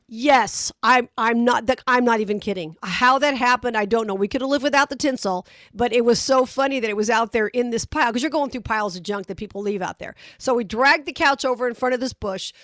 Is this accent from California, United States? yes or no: no; Las Vegas, Nevada, United States; I'm from Vegas